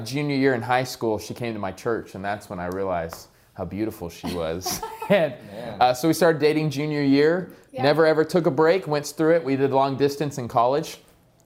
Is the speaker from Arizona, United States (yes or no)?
yes; Queen Creek, Arizona, United States; also born or lived in Chandler, Arizona; We were born and raised in Queen Creek, and we met in junior high